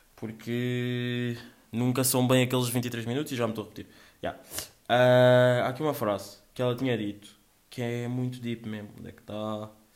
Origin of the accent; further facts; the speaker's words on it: Angola; meio que está no meu sangue, meio que sou angolano